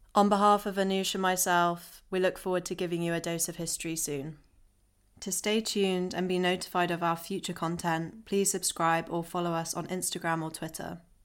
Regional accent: Oxfordshire, South East England, United Kingdom; now in London, United Kingdom; I'm originally from Oxfordshire

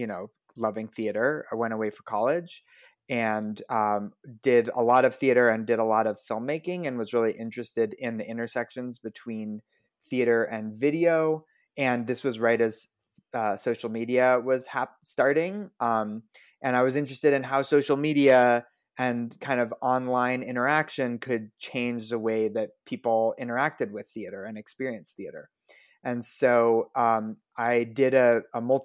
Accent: Denver, Colorado, United States; I grew up in Denver.

